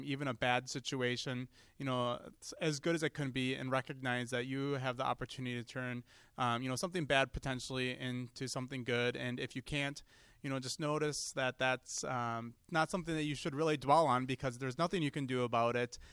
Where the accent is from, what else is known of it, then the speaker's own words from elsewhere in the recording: Seymour, Wisconsin, United States; I'm a fairly local kid. I grew up in Seymour